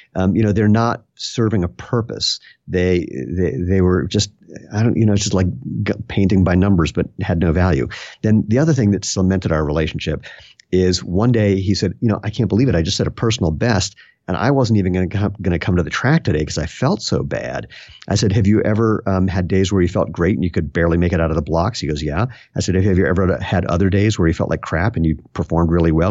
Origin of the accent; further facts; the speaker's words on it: Bethesda, Maryland, United States; also born or lived in Washington, D.C.; now in Broomfield, Colorado, United States; I was born in Washington, D C, and grew up right outside of that in Bethesda, Maryland.